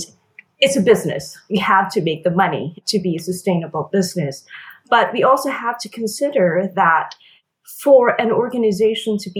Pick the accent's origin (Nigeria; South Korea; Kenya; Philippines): Philippines; moved away as an adult; now in United States; I was born and raised in the Philippines, and my family and I emigrated here in the U.S. when I was 18.